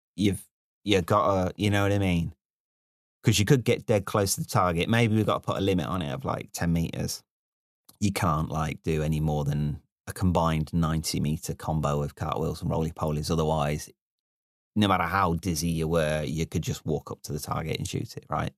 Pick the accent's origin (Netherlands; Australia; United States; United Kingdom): United Kingdom; Midlands; moved away; also born or lived in London; the first time I became aware that I was from the Midlands was when I left the Midlands and, uh, I was in London and I used the word gambol